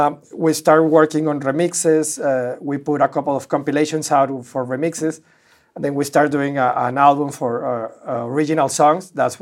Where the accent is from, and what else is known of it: Monterrey, Nuevo León, Mexico; moved away as an adult; now in Los Angeles, United States